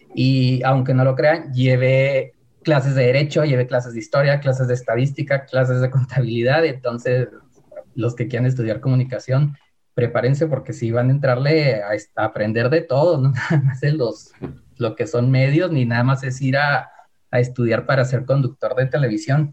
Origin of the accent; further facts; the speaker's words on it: Hidalgo del Parral, Chihuahua, Mexico; soy de Parral, que es una ciudad pequeña